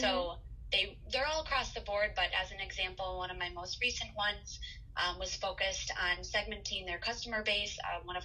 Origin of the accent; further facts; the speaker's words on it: Waunakee, Wisconsin, United States; moved away as an adult; now in Minneapolis, United States; I'm from Wanakee, Wisconsin. So right near Madison there